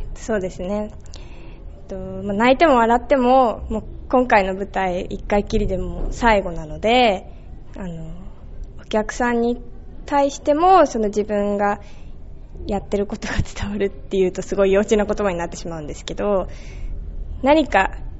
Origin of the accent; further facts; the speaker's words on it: Japan; also born or lived in Australia; 小学校2年生から一応日本にいるので、まあ、生まれ育ったも同然